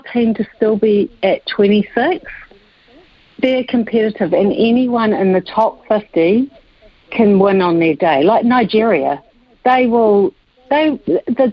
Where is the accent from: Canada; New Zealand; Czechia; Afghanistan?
New Zealand; as a New Zealander